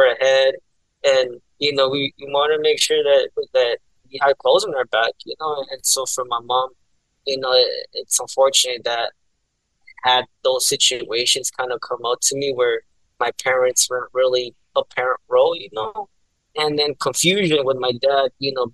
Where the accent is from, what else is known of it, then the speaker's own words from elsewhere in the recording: San Bernardino, California, United States; also born or lived in Anaheim; Born and raised in San Bernardino, man, all my life